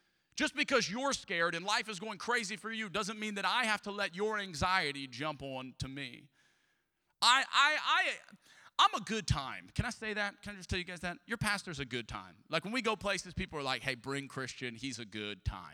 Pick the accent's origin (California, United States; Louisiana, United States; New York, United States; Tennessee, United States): Louisiana, United States; Southern; I am from Southern Louisiana. I am a Cajun.